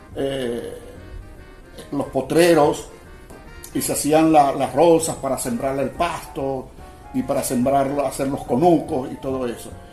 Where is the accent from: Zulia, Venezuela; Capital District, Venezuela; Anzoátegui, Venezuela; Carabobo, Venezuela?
Zulia, Venezuela; Machiques; Yo soy de Machique, toda mi familia es de Machique y yo soy de Machique